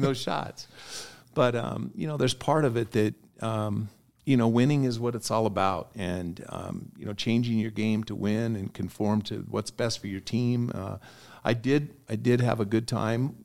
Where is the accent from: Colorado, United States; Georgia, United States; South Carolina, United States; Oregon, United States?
Oregon, United States; moved away; growing up in Oregon